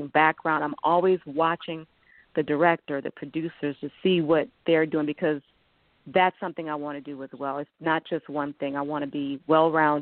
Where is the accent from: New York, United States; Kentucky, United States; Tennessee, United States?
New York, United States; Buffalo; I'm from Buffalo, New York